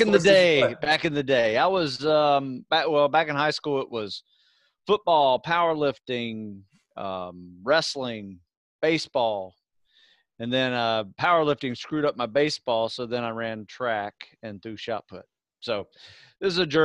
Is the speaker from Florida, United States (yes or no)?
yes; Live Oak, Florida, United States; moved away; Live Oak. Yeah, that is my hometown. In North Florida.